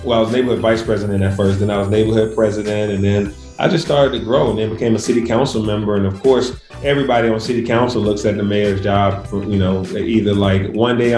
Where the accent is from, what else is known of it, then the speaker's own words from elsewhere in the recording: Atlanta, Georgia, United States; growing up in Atlanta